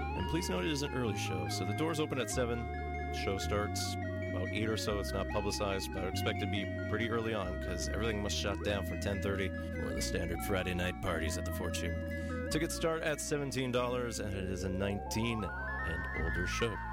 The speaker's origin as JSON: {"language": "English", "town": "Thunder Bay", "region": "Ontario", "country": "Canada", "tie": "born or raised there", "moved": "yes", "lives_now": "Vancouver, Canada", "said": "my hometown of Thunder Bay"}